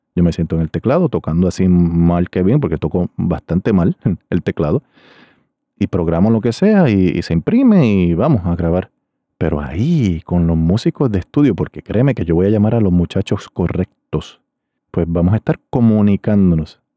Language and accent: Spanish; Río Grande, Puerto Rico; Era un grupo de mi pueblo de Río Grande, Puerto Rico